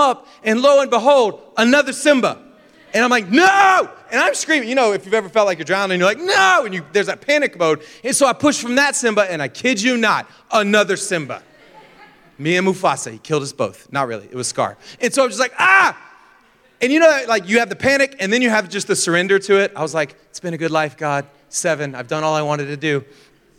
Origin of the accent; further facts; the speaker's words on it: Florida, United States; I grew up in Florida